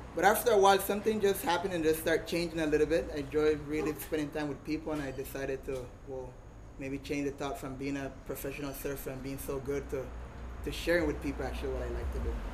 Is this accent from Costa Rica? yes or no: yes; Puerto Viejo, Limón, Costa Rica; born and raised here in Puerto Viejo.